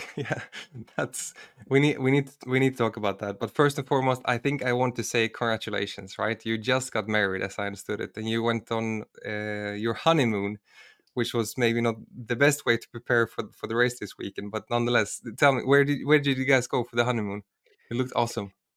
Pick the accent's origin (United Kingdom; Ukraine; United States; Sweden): Sweden; I'm from Sweden, and, and I also lived in, in the southern parts of Sweden.